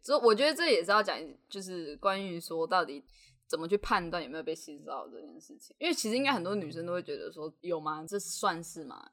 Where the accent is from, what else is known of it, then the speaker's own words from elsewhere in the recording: Tainan, Taiwan; 因为我是台南人嘛，那我国高中基本上要不就 就是搭校车回家，要不就是妈妈来载